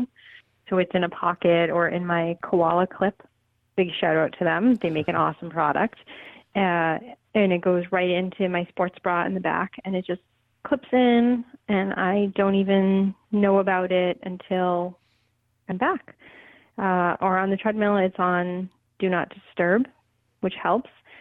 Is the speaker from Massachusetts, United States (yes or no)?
yes; Boston, Massachusetts, United States; I grew up in Boston